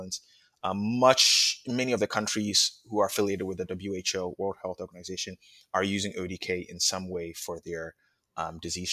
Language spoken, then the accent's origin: English; Ghana; moved away; I was born in Ghana